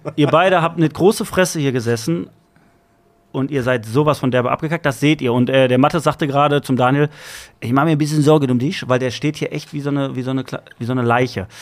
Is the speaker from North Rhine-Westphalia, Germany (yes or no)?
yes; Bottrop, North Rhine-Westphalia, Germany; Bottrop, Ruhrgebiet